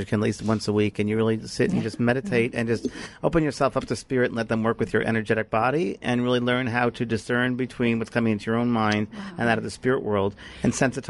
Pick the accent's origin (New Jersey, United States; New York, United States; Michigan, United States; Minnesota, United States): New York, United States; I am from New York.